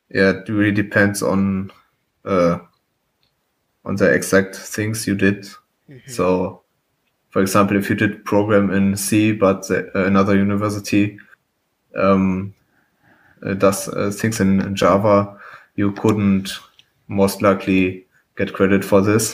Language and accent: English; Germany; I'm from Germany.